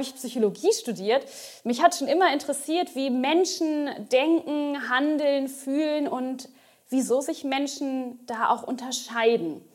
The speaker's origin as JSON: {"language": "German", "area": "Ostwestfalen-Lippe", "region": "North Rhine-Westphalia", "country": "Germany", "also_born_or_lived": "Bochum / Mainz", "moved": "as an adult", "said": "ich komme aus dem Norden von NRW, Ostwestfalen-Lippe, um genau zu sein"}